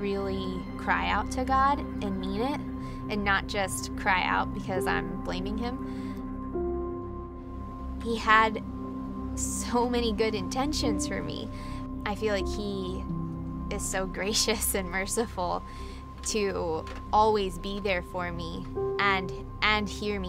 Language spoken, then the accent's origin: English; upstate New York, United States; moved away as an adult; also born or lived in Maryland; now in South Bay, United States; I grew up in upstate New York to a family of six kids.